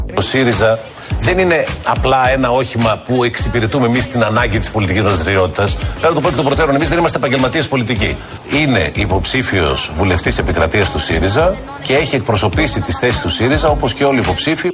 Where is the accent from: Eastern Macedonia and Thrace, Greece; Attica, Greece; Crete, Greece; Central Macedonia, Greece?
Attica, Greece; Ekali; Και εγώ, αφού μεγάλωσα και γεννήθηκα στην Εκάλη